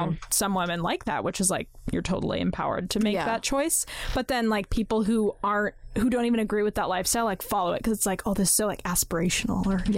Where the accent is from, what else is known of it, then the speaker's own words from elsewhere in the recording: Washington, United States; I'm from Washington State